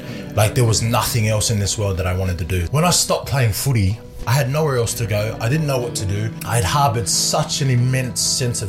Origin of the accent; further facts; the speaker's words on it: Otara, Auckland, New Zealand; born there; I was born in New Zealand. I was born in Otara, in a place in South Auckland.